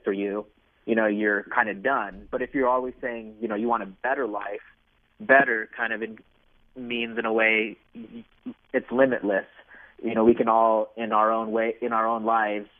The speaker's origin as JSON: {"language": "English", "region": "Nevada", "country": "United States", "tie": "born or raised there", "also_born_or_lived": "Massachusetts / Arizona", "moved": "as an adult", "said": "I grew up in Nevada"}